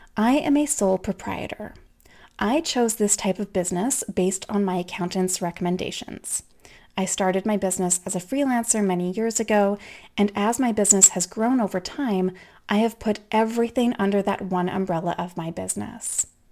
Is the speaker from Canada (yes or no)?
yes; Canada; I'm Canadian